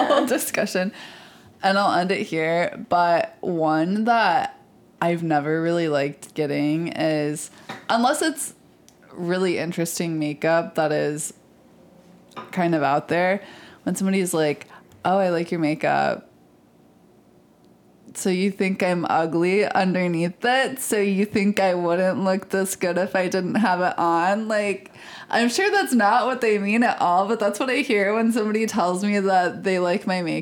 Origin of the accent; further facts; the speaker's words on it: Michigan, United States; I'm from Michigan